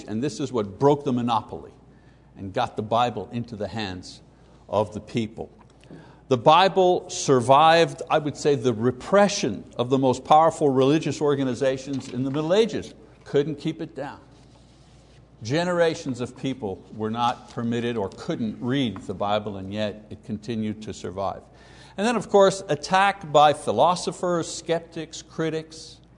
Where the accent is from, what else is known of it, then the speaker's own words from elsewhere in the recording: Quebec, Canada; growing up in Catholic Quebec as a kid, the 50s and 60s